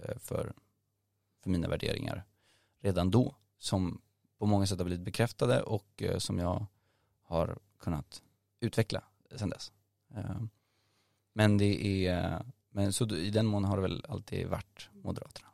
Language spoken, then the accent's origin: Swedish; Nacka, Stockholm County, Sweden; jag är från Stockholm, eh, född i Stockholms stad, eh, men uppvuxen i Nacka framförallt, där jag bor nu också